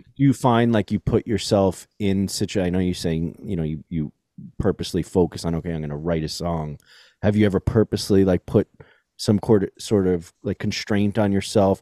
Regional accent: New York City, New York, United States; I grew up in New York City.

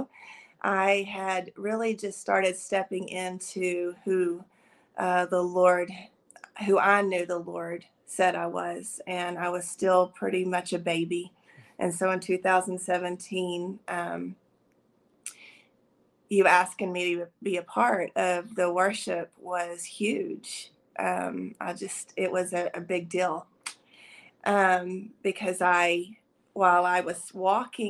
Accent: Dimmitt, Texas, United States; I'm from Dimmitt, Texas. It's a small community in the panhandle of Texas. And I've grown up in this county, Castro County, all my life

